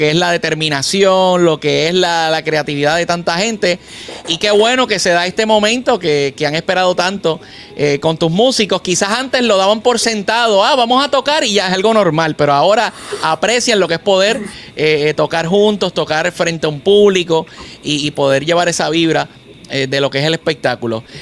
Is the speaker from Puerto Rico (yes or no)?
yes; Fajardo, Puerto Rico; yo soy cariduro de Fajardo.